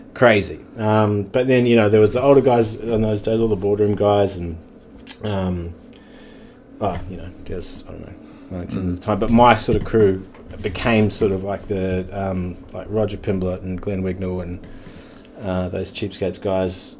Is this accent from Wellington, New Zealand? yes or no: yes; Wellington, New Zealand; I'm born in Wellington. Um, and uh, yeah, born in Wellington.